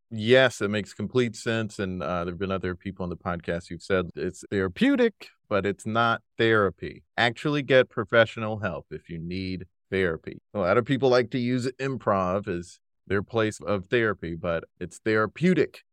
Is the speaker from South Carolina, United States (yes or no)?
yes; South Carolina, United States; also born or lived in Brooklyn, New York; now in New York, United States; I'm currently in Brooklyn, New York, but I'm from South Carolina originally